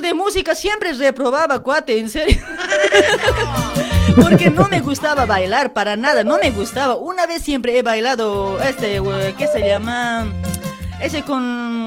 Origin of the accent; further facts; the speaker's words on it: Luribay, La Paz, Bolivia; del Uribay, de mi pueblo